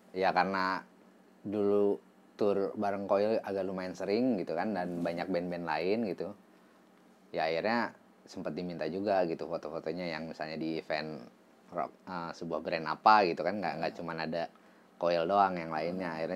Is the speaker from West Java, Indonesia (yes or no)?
yes; Bandung, West Java, Indonesia; Terus uh, karena saya kan dulu dari Bandung. Uh, seneng sama band-band Bandung.